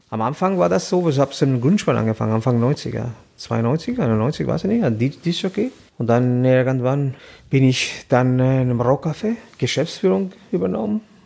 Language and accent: German; Tirana, Tirana County, Albania; German is a second language; moved away as an adult; now in Hamburg, Germany; ich komme aus Albanien, Tirana.